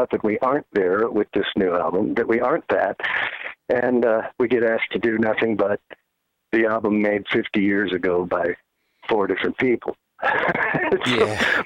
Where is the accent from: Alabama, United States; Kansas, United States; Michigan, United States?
Kansas, United States; Wichita; now in Nashville, United States; I come from Kansas. Tony's from Cleveland, Ohio. I'm from Wichita